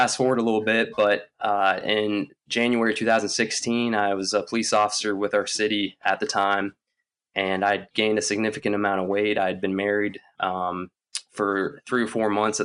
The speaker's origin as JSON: {"language": "English", "town": "Lynchburg", "region": "Virginia", "country": "United States", "tie": "born or raised there", "also_born_or_lived": "Canada", "said": "Once we moved from Canada when I was in an early age, we moved down to Lynchburg, Virginia"}